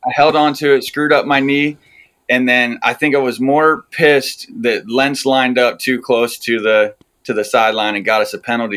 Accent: north central Pennsylvania, United States; moved away as an adult; also born or lived in California / Alaska / Utah; now in Maryland, United States; I am uh, north central Pennsylvania out in the country.

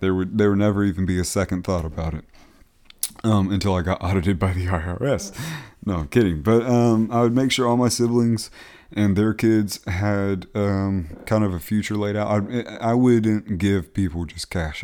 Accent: Beaufort, South Carolina, United States; moved away; my hometown of Beaufort, South Carolina

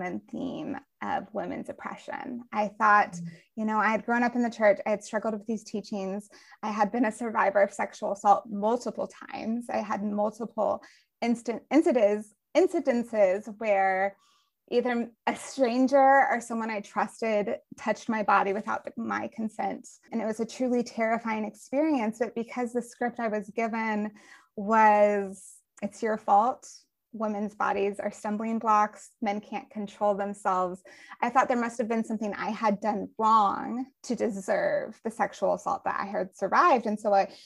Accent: Colorado, United States; now in Georgia, United States; I grew up in Colorado and in the suburbs of Colorado.

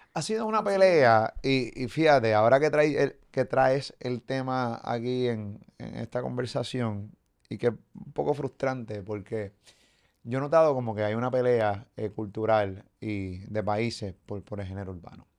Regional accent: Puerto Rico; como puertorriqueño

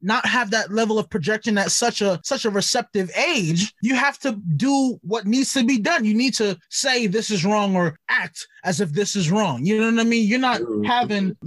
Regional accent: New York City, New York, United States; growing up in Brooklyn

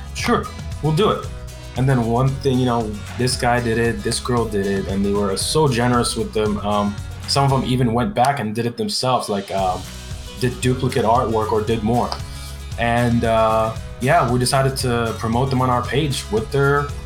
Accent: Cairo, Cairo Governorate, Egypt; now in California, United States; I'm originally from Egypt. I'm Egyptian. So I was born in Cairo, Egypt, in like the slums

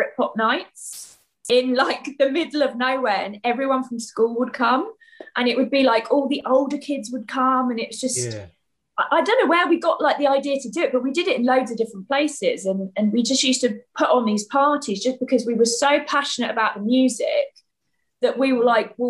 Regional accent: near Brighton, South East England, United Kingdom; I grew up near Brighton, but it was in a village. So it was kind of in the sticks, but then Brighton's really close. So that was kind of our main town.

